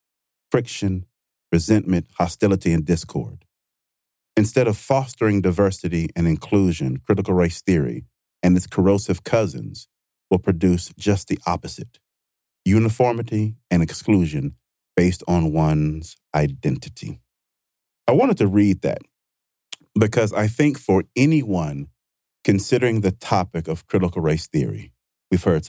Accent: Vicksburg, Mississippi, United States; Growing up in Vicksburg, Mississippi, I was in this club

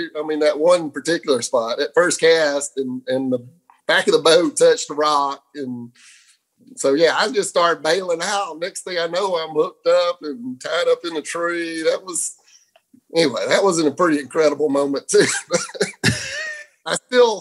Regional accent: Fort Valley, Georgia, United States; grew up in Fort Valley, Georgia

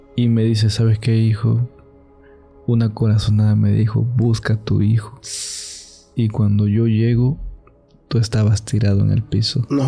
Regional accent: Catemaco, Veracruz, Mexico; Yo soy de Catemaco.

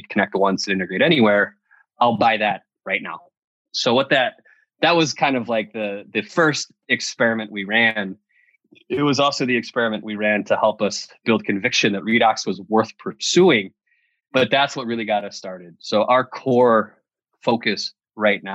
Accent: New York, United States; moved away as an adult; also born or lived in Madison, Wisconsin; I'm from New York

